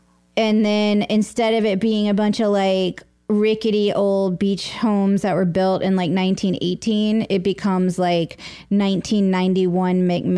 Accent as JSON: {"language": "English", "town": "Sullivan's Island", "region": "South Carolina", "country": "United States", "tie": "born or raised there", "also_born_or_lived": "Charleston, West Virginia"}